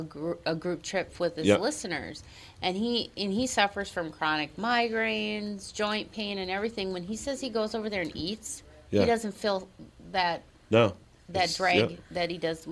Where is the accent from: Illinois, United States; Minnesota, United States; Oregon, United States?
Minnesota, United States; accent: Minnesota; my Minnesota accent